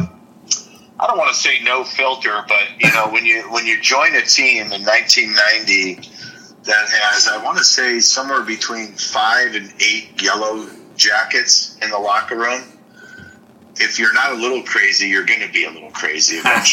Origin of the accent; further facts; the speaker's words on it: Detroit, Michigan, United States; moved away as an adult; also born or lived in New York City; I grew up in Detroit